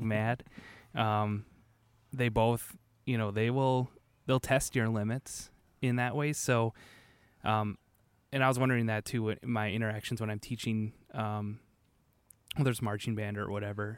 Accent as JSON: {"language": "English", "town": "Manitowoc", "region": "Wisconsin", "country": "United States", "also_born_or_lived": "Whitewater, Wisconsin", "said": "I'm from Manitowoc originally"}